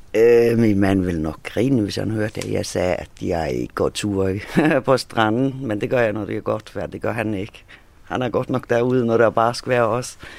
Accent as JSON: {"language": "Danish", "country": "Faroe Islands", "also_born_or_lived": "Thyborøn", "moved": "yes", "lives_now": "Hvide Sande, Denmark", "said": "jeg er færing"}